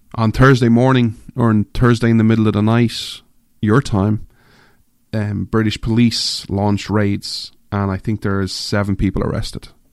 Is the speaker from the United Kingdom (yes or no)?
no; Ireland; moved away; I'm an Irishman, I grew up in Ireland